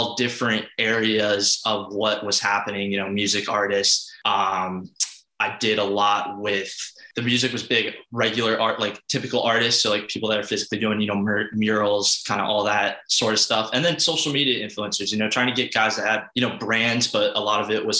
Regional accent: St. Augustine, Florida, United States; moved away as an adult; now in Fort Lauderdale, United States; I grew up in St. Augustine, Florida

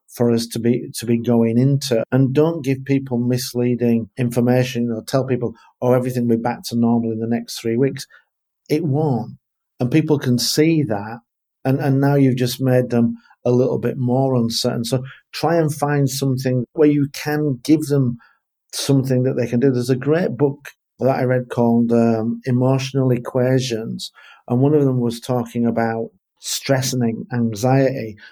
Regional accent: England, United Kingdom; for me being English

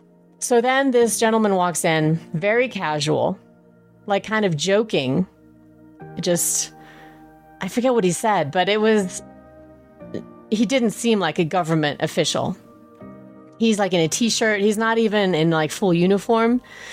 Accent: Germany; born there; You know, I was born in Germany, so I would like to keep that.

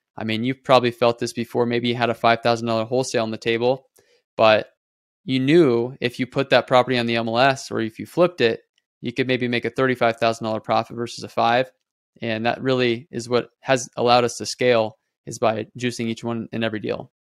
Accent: Nebraska, United States; moved away as an adult; now in Las Vegas, United States; I moved here three years ago from Nebraska. Um, that's where I'm born and raised

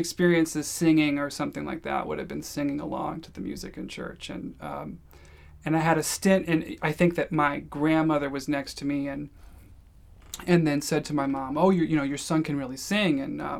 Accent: St. Louis, Missouri, United States; also born or lived in Georgia / Michigan / New York / San Francisco; So I was born in Louisville. I moved to St. Louis when I was maybe 10, moved to Georgia when I was 13, moved to Michigan when I was 18, then moved to New York, and then to San Francisco

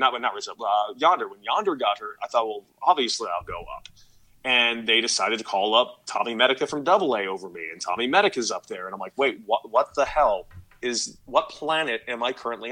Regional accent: Los Angeles, California, United States; I'm a kid from LA.

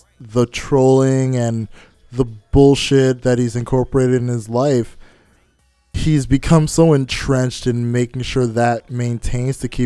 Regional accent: Montreal, Quebec, Canada; I grew up in Little Burgundy

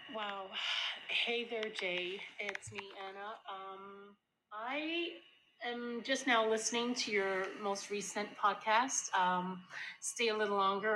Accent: Jamaica; so I grew up in Jamaica

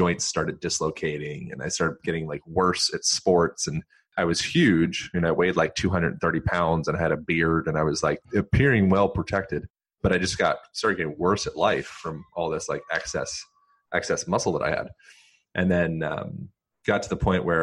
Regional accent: Lancaster, Pennsylvania, United States; I grew up in Lancaster, Pennsylvania, which is, you know, it's like Amish, notorious for like Amish country type area

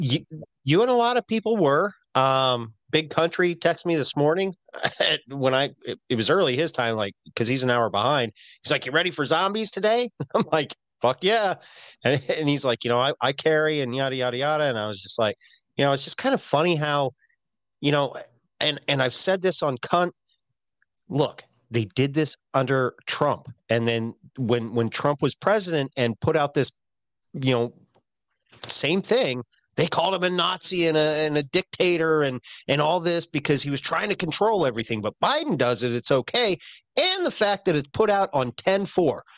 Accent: Pennsylvania, United States; I'm from Pennsylvania

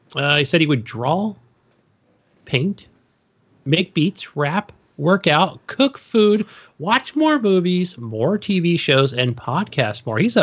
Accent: California, United States; I'm from California.

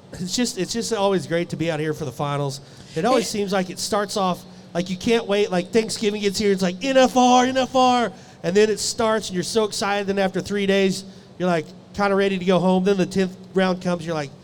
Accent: Abbeville, Kansas, United States; We didn't have cable growing up in Abbeville, Kansas, you know.

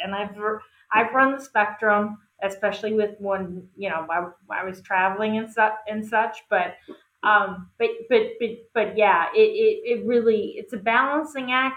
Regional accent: West Virginia, United States; I was born in West Virginia, and I kind of came out of nothing.

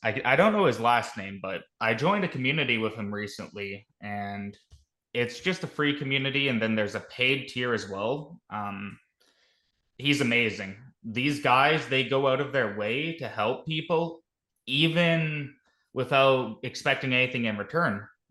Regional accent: Canada; I'm a Canadian. I'm a Canuck.

